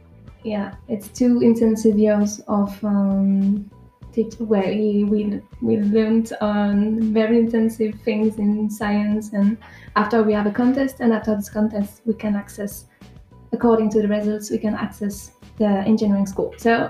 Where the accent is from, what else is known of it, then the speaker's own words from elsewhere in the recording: France; I'm from France.